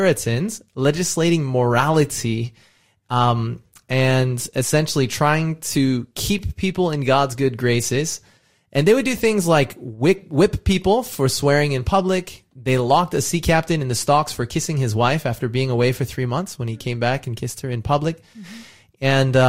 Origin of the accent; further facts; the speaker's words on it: California, United States; moved away as an adult; now in Australia; my home state of California